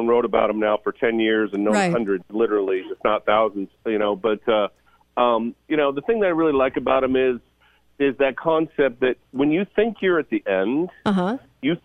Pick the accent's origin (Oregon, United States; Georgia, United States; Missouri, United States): Oregon, United States; I'm from Oregon